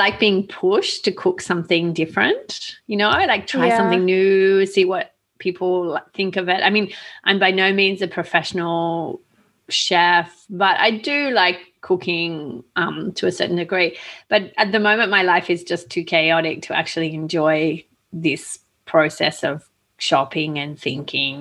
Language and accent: English; Australia; I grew up in Australia